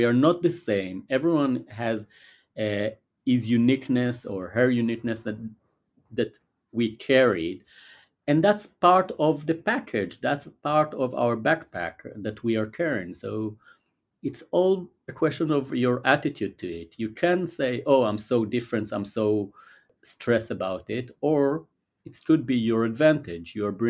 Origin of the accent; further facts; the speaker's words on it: Israel; English is a second language; moved away; So the fact that we are gay couple, the fact that we are foreigners, we came from Israel, the fact that we speak a different language, the fact that we are Jewish and we kept Judaism, so that's our religion at home.